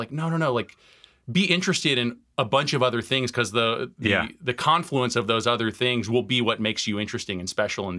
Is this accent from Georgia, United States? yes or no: no; Tucson, Arizona, United States; So I grew up in Tucson, Arizona. I'm the child of Iranian immigrants.